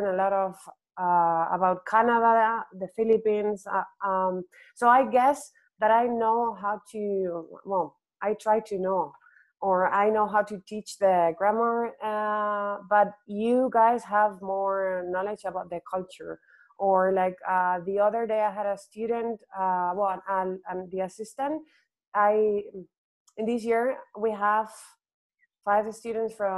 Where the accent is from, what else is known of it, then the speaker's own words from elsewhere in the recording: Spain; first language Spanish; English is a second language; also born or lived in Ireland / United States; it's my native language